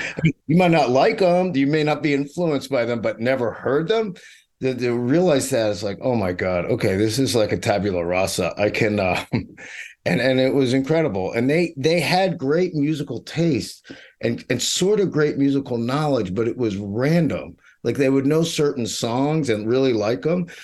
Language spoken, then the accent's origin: English; Pittsburgh, Pennsylvania, United States; moved away; also born or lived in New York; I grew up in Mister Rogers' actual neighborhood in Pittsburgh